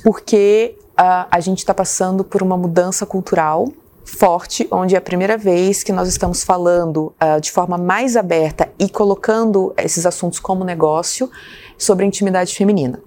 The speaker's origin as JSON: {"language": "Portuguese", "town": "São Gonçalo do Sapucaí", "region": "Minas Gerais", "country": "Brazil", "moved": "yes", "said": "eu sou de uma cidade pequena, do sul de Minas"}